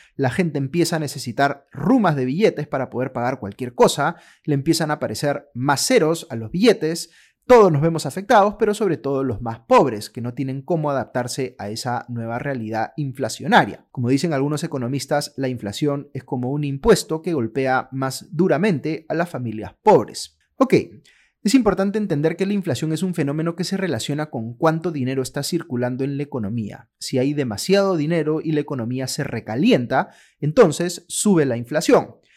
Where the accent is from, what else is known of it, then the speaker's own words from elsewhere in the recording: Peru; cómo funciona la economía en el Perú a partir de las reglas que ha establecido nuestra Constitución